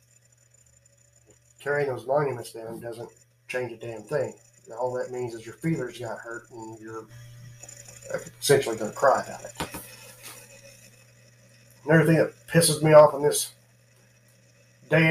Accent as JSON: {"language": "English", "country": "United States", "said": "being an American"}